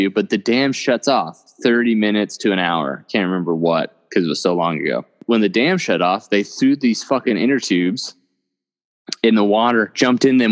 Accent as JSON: {"language": "English", "region": "Oklahoma", "country": "United States", "said": "Where Seth and I are from, we're both from Oklahoma"}